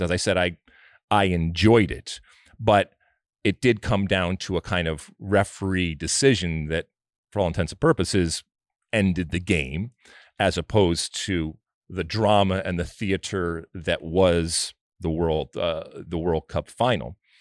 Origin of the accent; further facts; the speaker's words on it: United States; I'm American